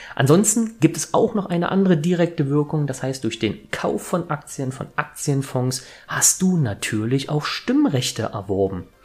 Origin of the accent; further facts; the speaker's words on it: Leipzig, Saxony, Germany; ich komme aus Leipzig